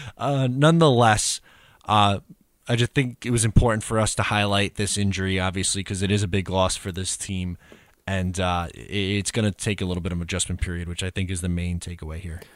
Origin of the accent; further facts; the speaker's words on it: Long Island, New York, United States; I grew up and live on Long Island